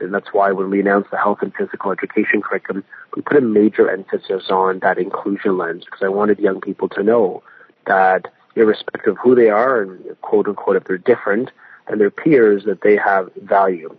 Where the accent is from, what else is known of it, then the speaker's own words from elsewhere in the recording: Vaughan, Ontario, Canada; also born or lived in King, Ontario; I live in a beautiful community where I grew up in Vaughan and King